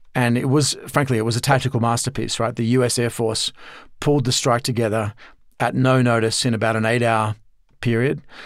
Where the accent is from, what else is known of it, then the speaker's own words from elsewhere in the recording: Australia; I'm Australian originally, as you can tell from the accent.